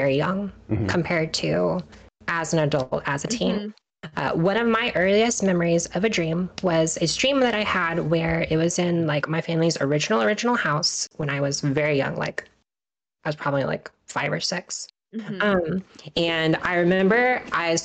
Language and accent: English; Kansas, United States; now in Maryland, United States; so I live in Maryland on the East Coast. I'm originally from Kansas in the Midwest